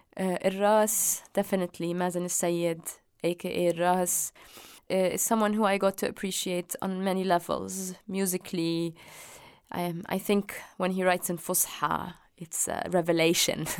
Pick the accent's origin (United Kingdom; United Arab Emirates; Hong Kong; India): United Arab Emirates; Dubai; I was born in Dubai